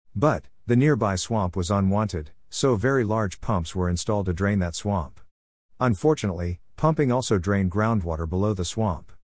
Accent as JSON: {"language": "English", "town": "Palacios", "region": "Texas", "country": "United States", "tie": "born or raised there", "moved": "yes", "lives_now": "Rockwall, United States", "said": "My hometown of Palacios on the Texas Gulf Coast"}